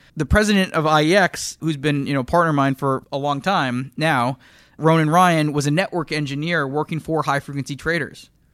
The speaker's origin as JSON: {"language": "English", "area": "just outside of Toronto", "region": "Ontario", "country": "Canada", "tie": "born or raised there", "moved": "as an adult", "lives_now": "United States", "said": "I grew up just outside of Toronto, moved to the U S in two thousand two"}